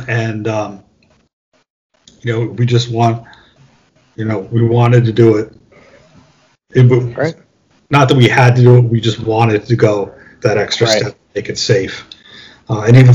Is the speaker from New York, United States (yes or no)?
yes; New York, United States; I'm a New York guy